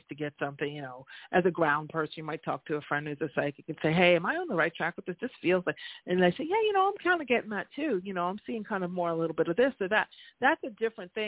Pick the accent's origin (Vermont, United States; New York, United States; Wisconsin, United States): New York, United States; I always do a little New York, speediness and, being a New Yorker